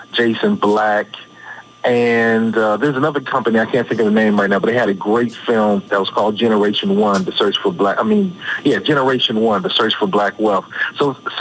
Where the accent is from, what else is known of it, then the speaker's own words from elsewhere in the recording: United States; I grew up here in America